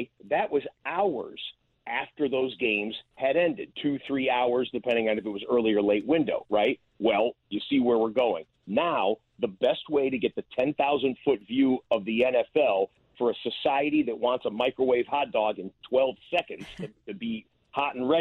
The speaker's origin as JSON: {"language": "English", "town": "Detroit", "region": "Michigan", "country": "United States", "tie": "born or raised there", "said": "I grew up in the Detroit area"}